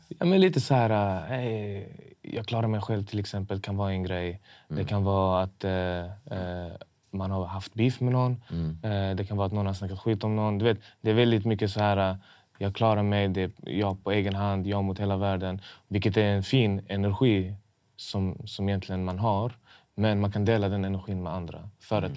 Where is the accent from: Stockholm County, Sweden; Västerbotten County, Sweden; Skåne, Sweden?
Skåne, Sweden; Malmö; accent: importig dialekt; Min dialekt var annorlunda. Jag hade lite så här importig dialekt. Även, om jag, även om jag är född här